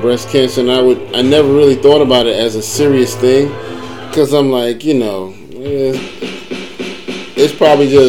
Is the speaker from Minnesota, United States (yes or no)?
no; New York area, United States; I grew up in the New York area